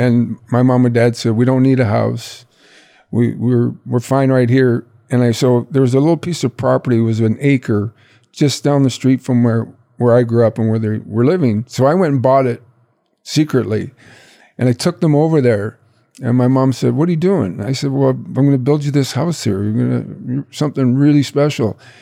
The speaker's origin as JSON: {"language": "English", "town": "Brantford", "region": "Ontario", "country": "Canada", "tie": "born or raised there", "said": "my hometown of Brantford"}